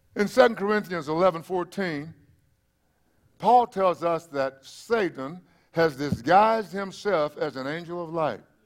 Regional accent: East Texas, United States; now in South Texas, United States; where you came from, well, that would be East Texas.

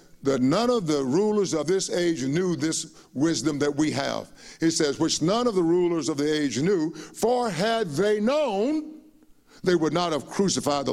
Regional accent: United States; We were so proud to be Americans

